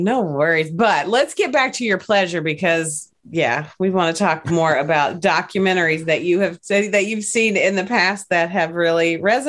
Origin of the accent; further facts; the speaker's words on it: Appalachia, United States; And I'm definitely from Appalachia. I like to say it like that.